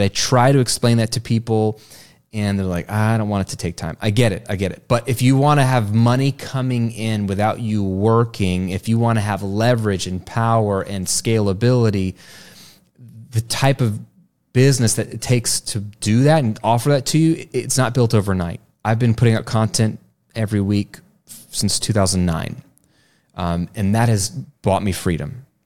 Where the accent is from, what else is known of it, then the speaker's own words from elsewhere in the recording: Virginia, United States; now in Florida, United States; I went to school after Labor Day when I grew up in Virginia, but it is different down here in Florida